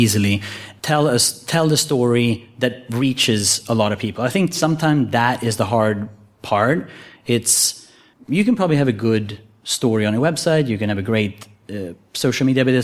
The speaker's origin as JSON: {"language": "English", "country": "Sweden", "tie": "born or raised there", "said": "I was born in Sweden"}